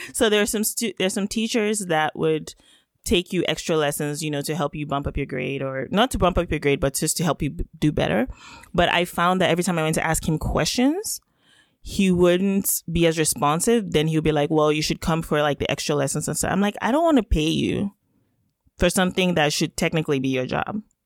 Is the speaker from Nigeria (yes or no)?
yes; Nigeria; first language Yoruba; English is a second language; now in Canada; I am Nigerian by birth. And of course, that's where I grew up